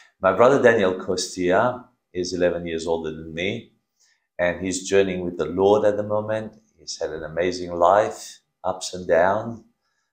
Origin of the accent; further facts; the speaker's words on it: Romania; moved away; we grew up together in Romania